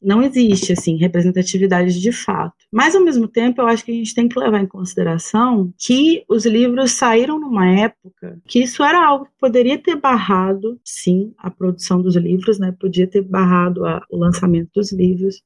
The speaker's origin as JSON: {"language": "Portuguese", "region": "Minas Gerais", "country": "Brazil", "said": "eu sou de Minas"}